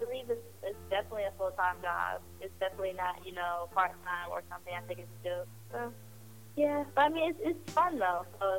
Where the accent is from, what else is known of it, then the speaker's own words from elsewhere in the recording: Puerto Rico; born there; But I was born in Puerto Rico though, but I'm not Puerto Rican. I am basically, you know, just African American.